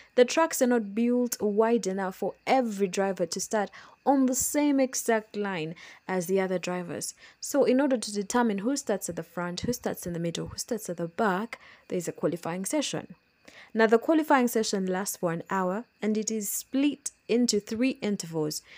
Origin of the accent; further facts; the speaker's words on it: Kampala, Central Region, Uganda; As you know, I am from Uganda. I'm from Kampala, Uganda